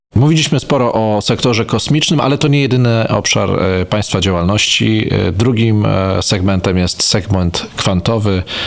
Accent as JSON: {"language": "Polish", "town": "Węgrów", "region": "Masovian Voivodeship", "country": "Poland", "tie": "born or raised there", "said": "moich rodzinnych stron w Węgrowie"}